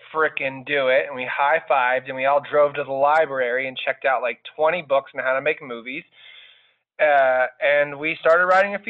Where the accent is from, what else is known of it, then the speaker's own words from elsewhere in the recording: Outer Banks, North Carolina, United States; I'm from the Outer Banks in North Carolina.